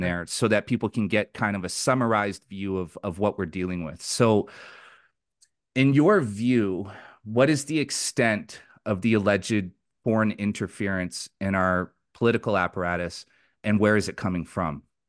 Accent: Richmond, British Columbia, Canada; I grew up in Richmond, B C in the nineteen nineties.

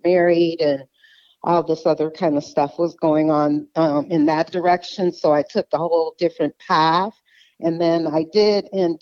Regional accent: Detroit, Michigan, United States; moved away as an adult; now in Phoenix, United States; I'm from Detroit, Michigan, but I've been in Arizona or the Phoenix, Arizona area for about, 27 years

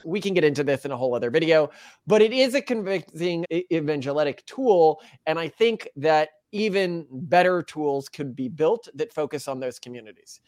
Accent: Texas, United States; I grew up in Texas

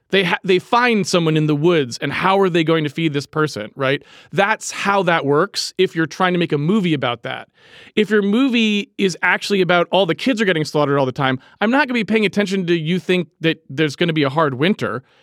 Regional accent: New England, United States; I'm from New England

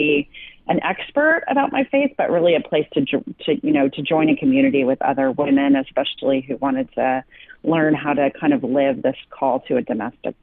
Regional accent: Westminster, California, United States; also born or lived in Indiana; I grew up in a little town called Westminster, which is now kind of known here as Little Saigon

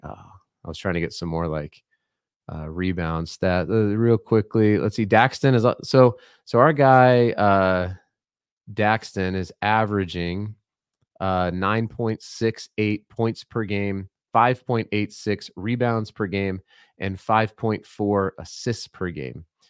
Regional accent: Colorado, United States; now in Utah, United States; I'm from Colorado originally, I'm not from here

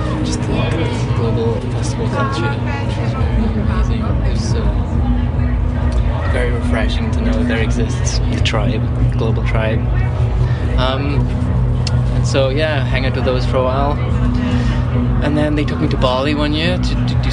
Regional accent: Wales, United Kingdom; moved away as an adult; also born or lived in London; I grew up in Wales

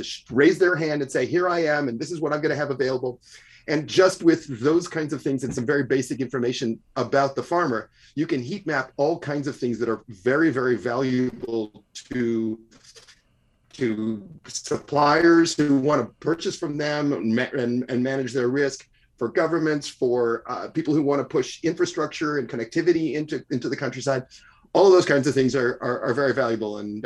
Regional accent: Cincinnati, Ohio, United States; I'm a Cincinnati boy, so I grew up in the Midwest

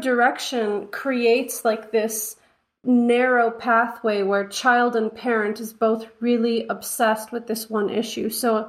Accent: United States; I as an American

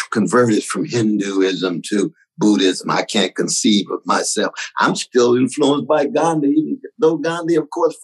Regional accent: Sacramento, California, United States; I'm from Glen Elder, chocolate side of Sacramento.

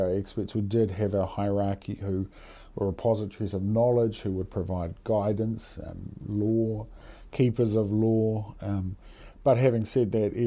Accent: New Zealand

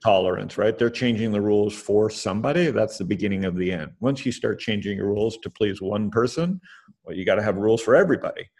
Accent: Canada; I'm Canadian

